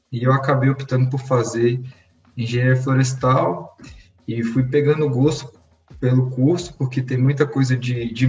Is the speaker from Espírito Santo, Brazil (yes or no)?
no; Brasília, Federal District, Brazil; É, eu sou natural aqui de Brasília e eu estudei engenharia florestal na UNB, que é a Universidade de Brasília, que é a federal daqui de Brasília.